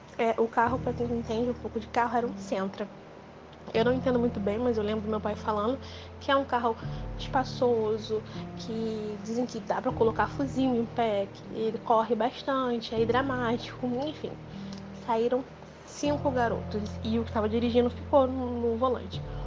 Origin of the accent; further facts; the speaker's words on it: Rio de Janeiro, Brazil; eu sou do Rio de Janeiro